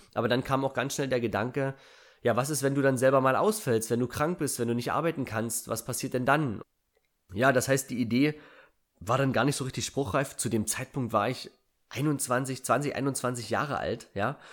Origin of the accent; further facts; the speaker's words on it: Germany; Ich bin auf einem 880 Einwohnerdorf groß geworden. Ich bin also ein Kind der DDR